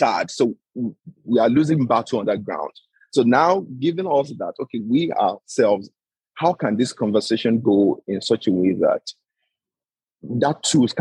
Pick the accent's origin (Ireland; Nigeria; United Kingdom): Nigeria; I'm a Nigerian.